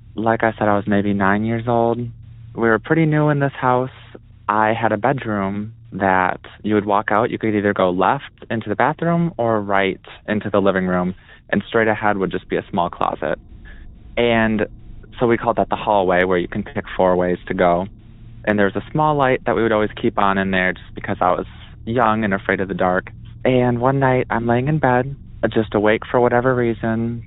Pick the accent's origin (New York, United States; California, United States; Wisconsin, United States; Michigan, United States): Wisconsin, United States; I'm from Wisconsin